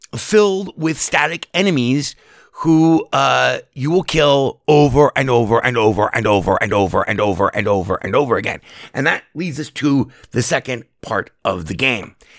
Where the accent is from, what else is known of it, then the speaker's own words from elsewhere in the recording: Las Vegas, Nevada, United States; I was born and raised here in Las Vegas